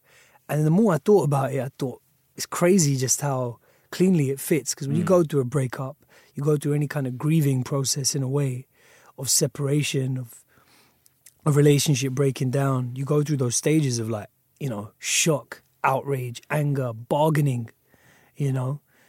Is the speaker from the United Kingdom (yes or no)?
yes; United Kingdom; as a British person, as a British person of colour.